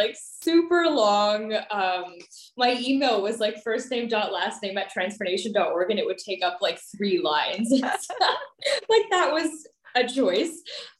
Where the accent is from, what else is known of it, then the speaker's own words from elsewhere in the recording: Maryland, United States; born there; also born or lived in New Jersey / Pakistan; So I'm Pakistani American. I was born in Maryland, and then moved to New Jersey and then Pakistan. So hopped around in a few places.